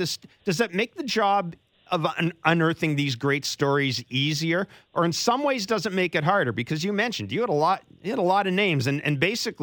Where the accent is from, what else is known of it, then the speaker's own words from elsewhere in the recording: Manitoba, Canada; I grew up in Manitoba